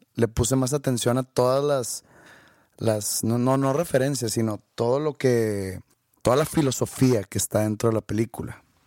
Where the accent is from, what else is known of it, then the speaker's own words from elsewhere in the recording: Monterrey, Nuevo León, Mexico; nací en Monterrey, no nací en San Pedro.